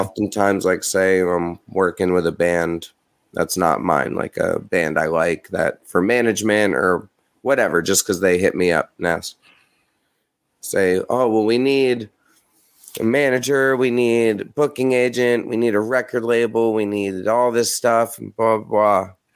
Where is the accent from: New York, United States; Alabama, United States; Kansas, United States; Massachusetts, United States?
New York, United States; I'm from New York